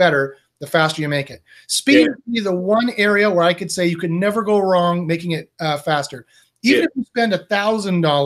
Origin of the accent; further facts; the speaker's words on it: Canada; I am Canadian